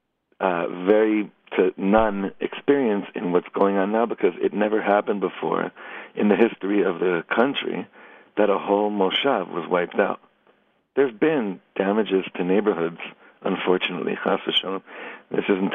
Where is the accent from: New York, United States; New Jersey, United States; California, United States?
California, United States; Los Angeles; now in Efrat, Israel; I grew up in Los Angeles, and I used to go to Universal Studios as a kid a lot